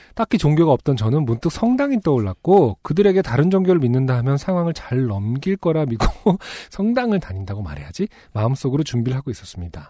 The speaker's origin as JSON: {"language": "Korean", "region": "Seoul", "country": "South Korea", "tie": "born or raised there", "said": "저도 UMC랑 거의 비슷한 동네 살았잖아요"}